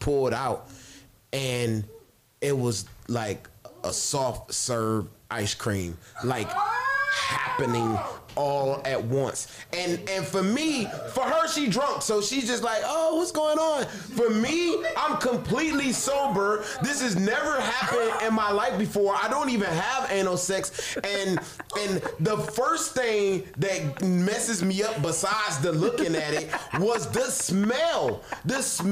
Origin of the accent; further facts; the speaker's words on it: Detroit, Michigan, United States; moved away; I'm from Detroit, and I usually go home 2 to 3 times a year